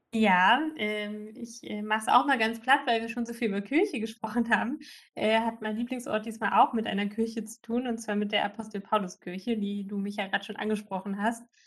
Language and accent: German; East Germany, Germany; da wo ich herkomme in, in Ostdeutschland